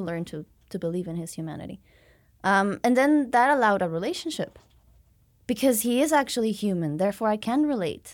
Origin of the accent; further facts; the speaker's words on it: Mexico City, Mexico; also born or lived in Victoria, Canada; I was born and raised in Mexico City, uh, but then studied abroad